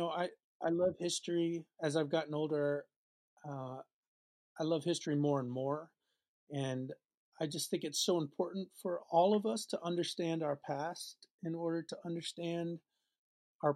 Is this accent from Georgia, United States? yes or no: no; New York, United States; now in Boston, United States; I was born in New York and grew up outside the city in New York City